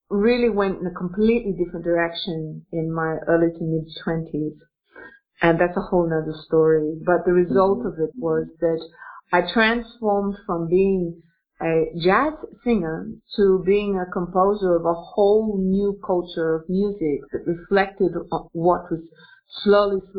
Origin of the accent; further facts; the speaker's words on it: Australia; now in Russia; I'm an Australian woman, but Interestingly enough, I'm an Australian woman who lives in Russia and uh, I'm 52 years old.